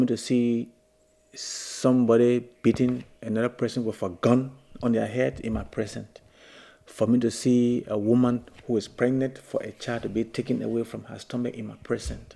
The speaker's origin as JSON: {"language": "English", "country": "Liberia", "tie": "born or raised there", "said": "When I was growing up in Liberia, it was a very good country for anybody to grow in."}